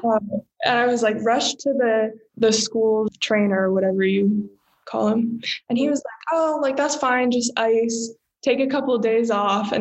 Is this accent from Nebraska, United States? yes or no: no; Arlington, Virginia, United States; moved away as an adult; I am born and raised in Arlington, Virginia, just like right outside of DC.